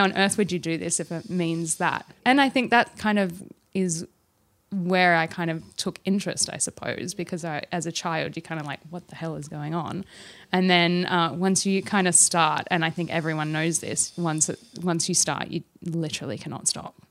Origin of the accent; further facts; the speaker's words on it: Australia; although I'm Australian